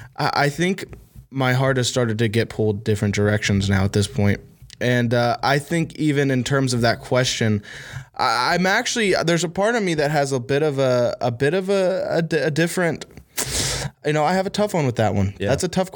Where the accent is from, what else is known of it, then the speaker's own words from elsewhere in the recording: Huntington, West Virginia, United States; Like, well, technically, I'm from Huntington, West Virginia, right?